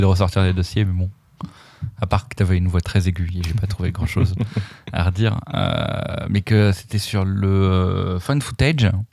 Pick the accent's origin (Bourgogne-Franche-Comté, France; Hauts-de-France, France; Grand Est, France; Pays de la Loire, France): Bourgogne-Franche-Comté, France; Dijon; je viens de Dijon